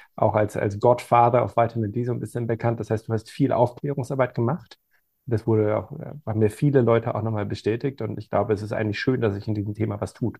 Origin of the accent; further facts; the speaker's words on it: Germany; wir als Deutsche assoziieren